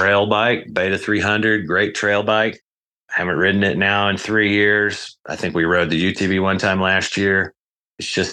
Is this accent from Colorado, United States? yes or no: yes; Colorado, United States; I'm from Colorado